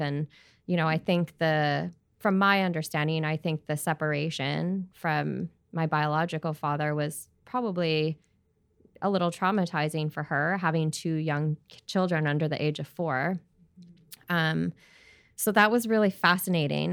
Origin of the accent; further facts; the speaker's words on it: Edmonton, Alberta, Canada; also born or lived in Prince George, British Columbia / Australia; now in Vancouver, Canada; growing up in Alberta, in Edmonton